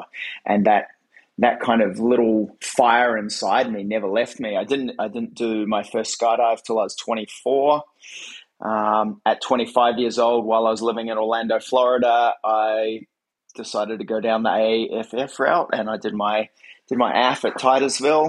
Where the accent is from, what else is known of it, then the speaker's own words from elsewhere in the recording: Hibiscus Coast, Auckland, New Zealand; moved away as an adult; also born or lived in United States; now in Gold Coast, Australia; I was born in New Zealand in a small town called the Hibiscus Coast, small little East Coast town. Grew up just being really involved in skateboarding